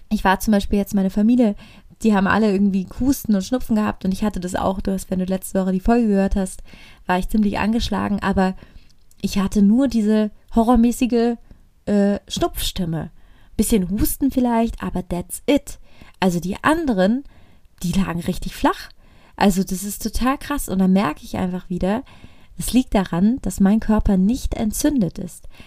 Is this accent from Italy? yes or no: yes; Italy; ich komme aus Italien, ich liebe es zu essen.